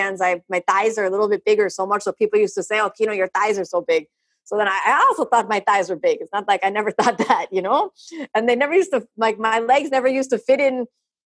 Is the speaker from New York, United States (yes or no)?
no; Florida, United States; first language English; me as a native English speaker growing up in Florida